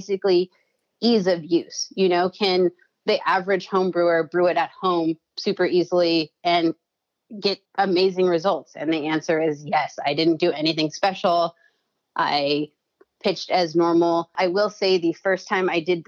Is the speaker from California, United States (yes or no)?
yes; California, United States; now in Chicago, United States; I'm from California